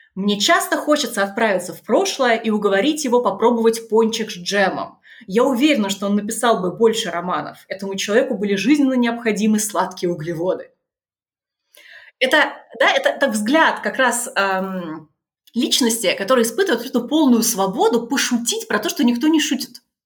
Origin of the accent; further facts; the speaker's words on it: Tula, Tula Oblast, Russia; moved away; also born or lived in Germany; Я из Тулы.